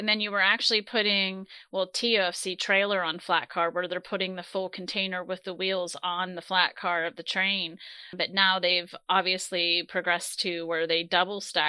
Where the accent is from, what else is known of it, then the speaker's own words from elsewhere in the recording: Pittsburgh, Pennsylvania, United States; also born or lived in New Jersey; So initially, we moved to Pittsburgh from New Jersey, but I was very young, probably 3 or 4 years old. So just outside of Pittsburgh, north in the Cranberry area, and, you know, just went to school at Seneca Valley High School here